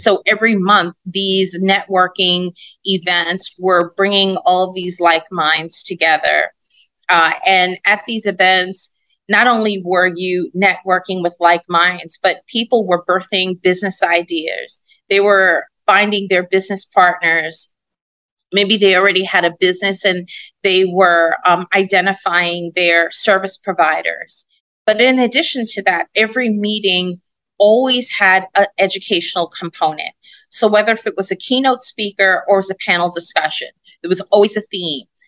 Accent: New York City, New York, United States; I'm a girl from Brooklyn that mm-hmm. watched people in my neighborhood go to jail

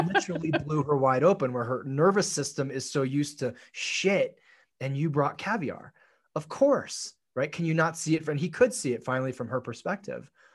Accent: Tokyo, Japan; moved away; I grew up in Tokyo

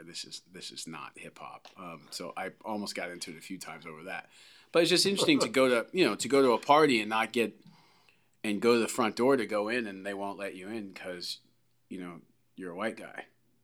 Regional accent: Canada; also born or lived in Delaware / San Francisco / Los Angeles; First of all, as a Canadian, I'd never seen anything like that. I mean, I grew up for a little while in Delaware, and then I grew up in San Fran and L.A.

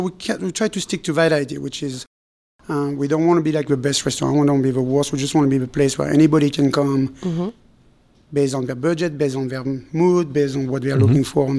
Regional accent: Philadelphia, Pennsylvania, United States; now in St. Petersburg, United States; because I was from Philadelphia, which was a different crowd, different customer base

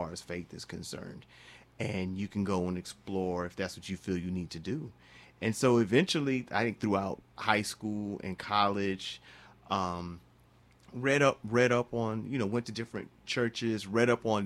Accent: Charlotte, North Carolina, United States; I'm born and raised in Charlotte, North Carolina

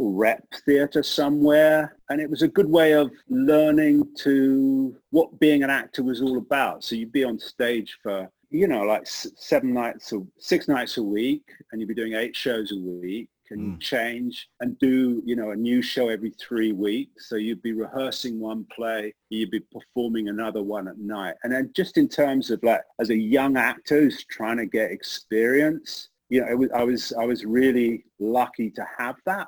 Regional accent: East Grinstead, South East England, United Kingdom; now in United States; I grew up outside of London in a town called East Grinstead in Sussex, which was about 30 or 40 miles from London.

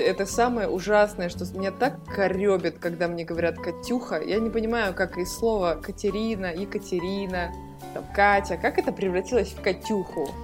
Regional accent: Almaty, Kazakhstan; moved away; я из Алматы

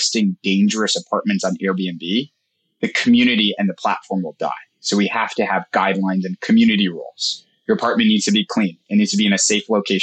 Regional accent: New York, United States; I'm from New York

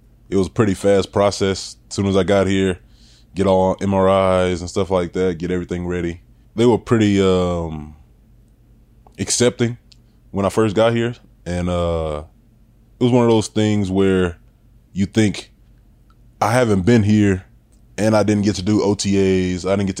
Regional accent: Louisiana, United States; moved away as an adult; I'm from Louisiana

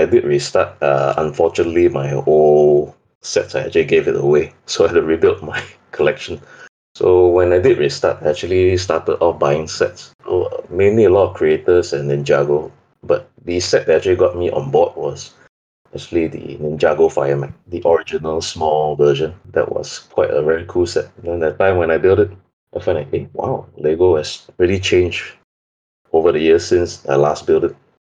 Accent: Singapore; English is a second language; Okay, I'm from a small sunny island in Asia, Singapore. Basically, it's very hot all the year long.

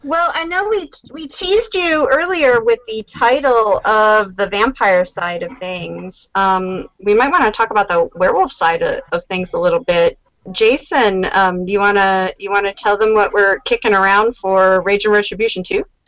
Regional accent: Las Vegas, Nevada, United States; my hometown of Las Vegas

